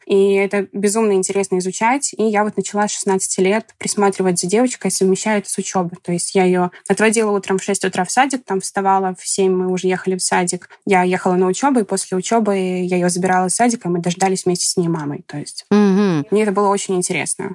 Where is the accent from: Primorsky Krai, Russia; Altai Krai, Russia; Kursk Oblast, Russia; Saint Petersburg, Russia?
Kursk Oblast, Russia; Kursk; moved away as an adult; also born or lived in Moscow; now in United States; до этого работала в Курске, я из Курска, это маленький город.